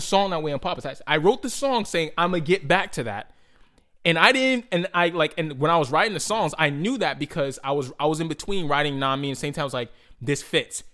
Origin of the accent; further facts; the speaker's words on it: Boston, Massachusetts, United States; I'm like from Boston